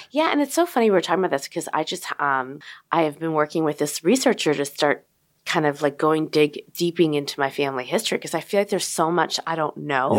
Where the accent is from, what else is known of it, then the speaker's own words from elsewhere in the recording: Chicago, Illinois, United States; also born or lived in Berwyn, Illinois; Chicago, Illinois